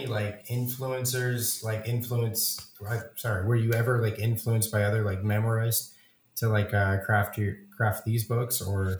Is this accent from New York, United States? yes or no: no; Missouri, United States; I'm from Missouri.